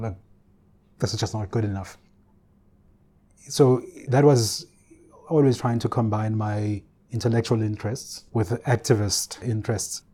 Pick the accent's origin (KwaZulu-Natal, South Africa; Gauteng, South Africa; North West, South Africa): KwaZulu-Natal, South Africa; Ulundi; I grew up in Ulundi, the capital of the Bandar Stat